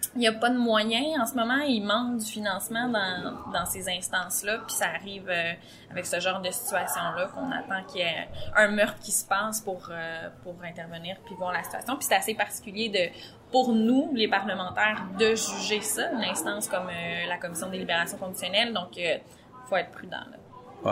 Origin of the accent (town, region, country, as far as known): Gaspésie, Quebec, Canada